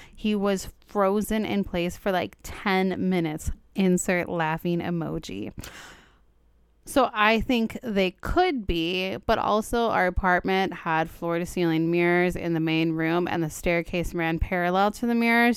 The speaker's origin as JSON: {"language": "English", "town": "Los Angeles", "region": "California", "country": "United States", "tie": "born or raised there", "said": "I'm from Los Angeles, born and bred"}